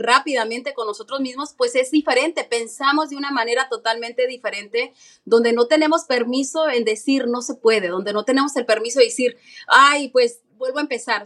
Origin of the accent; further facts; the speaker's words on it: Mexico; also born or lived in New York; now in United States; yo soy latina, soy mexicana